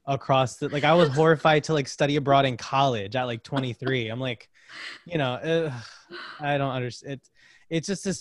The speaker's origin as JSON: {"language": "English", "town": "Bridgeport", "region": "Connecticut", "country": "United States", "tie": "born or raised there", "also_born_or_lived": "Trumbull, Connecticut", "moved": "as an adult", "lives_now": "Brooklyn, United States", "said": "I grew up in Bridgeport and then was in Trumbull for like the rest of my sort of young adult life"}